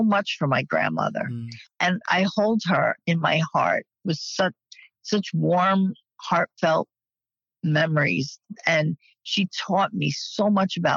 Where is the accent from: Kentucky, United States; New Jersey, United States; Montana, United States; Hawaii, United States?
New Jersey, United States; Woodbridge; also born or lived in Brooklyn, New York; I was born in the Flatbush section of Brooklyn, New York. But by the age of 7, or I would say by 1972, we were forced to move because the neighborhood, that Flatbush section, just got so dangerous. So we moved to the suburbs of Island, New Jersey, which was in Woodbridge Township School District.